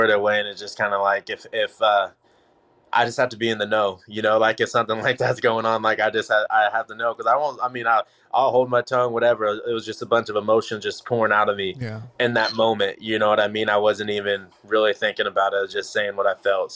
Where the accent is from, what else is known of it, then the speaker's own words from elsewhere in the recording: Kansas, United States; also born or lived in Dallas, Texas; now in Lee's Summit, United States; I'm from Kansas, you know, first of all. So I'm from a much smaller city than Lee Summit or Kansas City where I'm living.